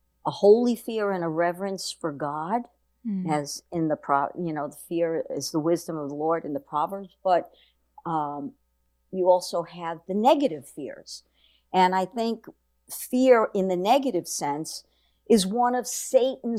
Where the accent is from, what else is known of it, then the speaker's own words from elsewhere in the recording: New York, United States; I grew up in good old New York